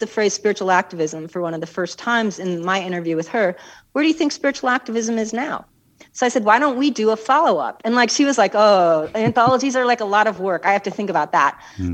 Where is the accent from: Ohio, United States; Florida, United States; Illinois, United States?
Illinois, United States; Chicago; moved away as an adult; also born or lived in New Mexico; I'm from Chicago